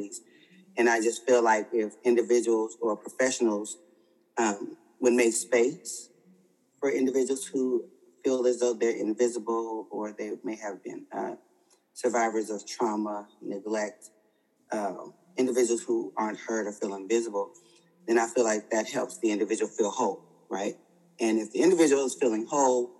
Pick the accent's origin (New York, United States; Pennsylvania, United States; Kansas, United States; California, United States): California, United States; Oakland; growing up in the Bay Area in Oakland